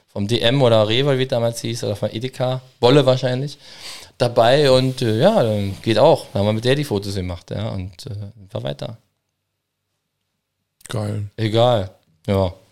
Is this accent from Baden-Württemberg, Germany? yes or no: no; Berlin, Germany; Gerade als Berliner, bei Hugenotten, Französisch, ja, Pissoir, tralala, Cremant, wie wir hier sehen, es ist immer mit dabei.